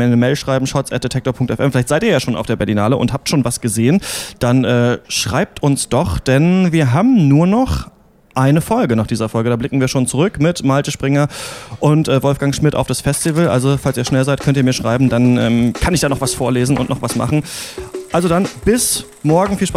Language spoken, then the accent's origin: German; Heidelberg, Baden-Württemberg, Germany; Ich komme ja aus